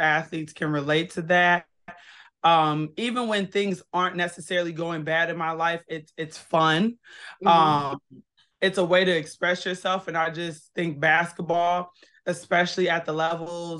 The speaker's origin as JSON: {"language": "English", "town": "Kenosha", "region": "Wisconsin", "country": "United States", "tie": "born or raised there", "moved": "as an adult", "said": "I am born and raised in Kenosha, Wisconsin. Been in a lot of states, but that's my hometown."}